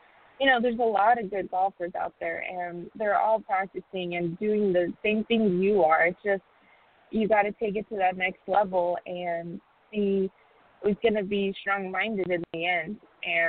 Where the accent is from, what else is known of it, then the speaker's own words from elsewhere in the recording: Tucson, Arizona, United States; as a junior player, growing up in Tucson, Arizona